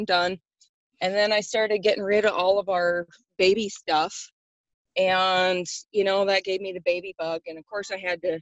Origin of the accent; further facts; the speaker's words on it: Montana, United States; now in Alaska, United States; I grew up in Montana with two amazing parents.